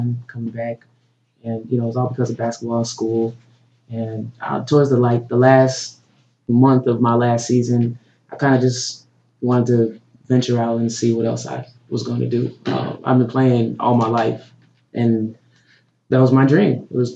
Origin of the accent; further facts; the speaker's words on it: Georgia, United States; also born or lived in New York / Spain; now in Atlanta, United States; growing up in Georgia and then going to New York